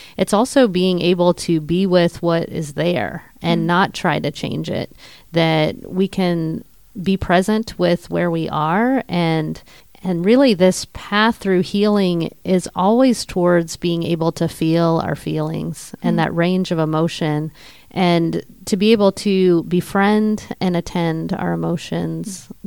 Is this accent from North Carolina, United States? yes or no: no; Pittsburgh, Pennsylvania, United States; we're from Pittsburgh